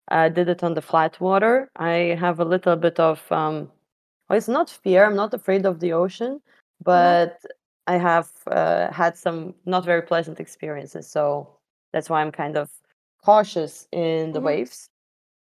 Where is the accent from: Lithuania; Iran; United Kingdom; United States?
Lithuania; I'm from Lithuania, a small country in the Baltics